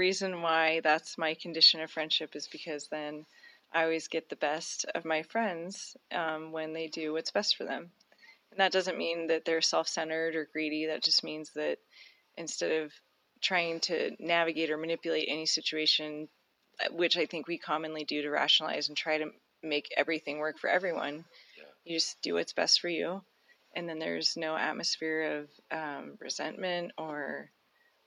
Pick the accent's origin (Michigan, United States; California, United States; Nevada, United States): Nevada, United States; Reno; also born or lived in Stagecoach, Nevada; I was raised here in Reno, Nevada